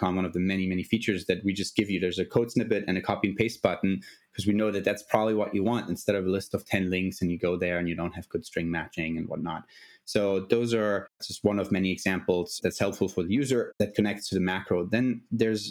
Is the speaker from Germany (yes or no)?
yes; Germany; moved away as an adult; I'm originally from Germany